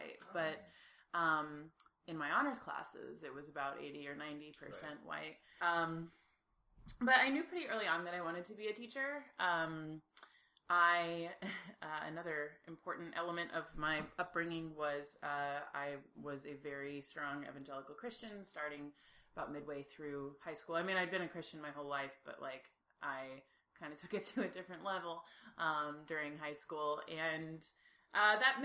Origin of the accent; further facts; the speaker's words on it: Peoria, Illinois, United States; moved away; I am originally from the Midwest. I grew up in Peoria, Illinois